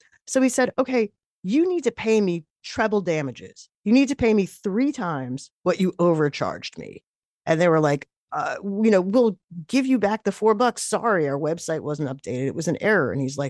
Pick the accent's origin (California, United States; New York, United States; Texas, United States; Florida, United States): New York, United States; I'm a New Yorker.